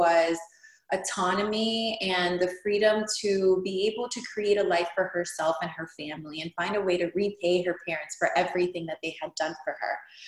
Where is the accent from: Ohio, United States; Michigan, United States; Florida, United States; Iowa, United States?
Florida, United States; Hialeah; also born or lived in Cuba; I immigrated from Cuba when I was 4. My dad was a political prisoner. We landed in Hialeah, never left